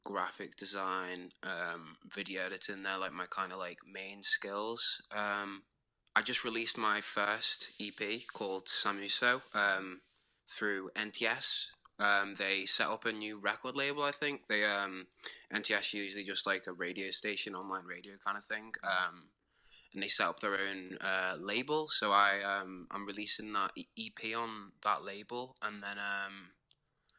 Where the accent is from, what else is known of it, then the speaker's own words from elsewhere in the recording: Wirral, North West England, United Kingdom; I'm from Wirral, which is very close to Liverpool